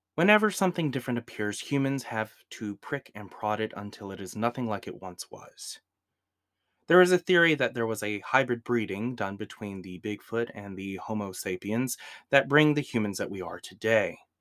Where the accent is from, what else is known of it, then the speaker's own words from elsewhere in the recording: Georgia, United States; I'm from the South, from a little state known as Georgia.